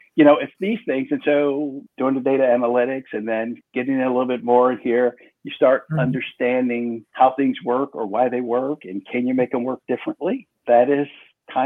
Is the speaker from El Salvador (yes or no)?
no; Chicago, Illinois, United States; I'm from Chicago.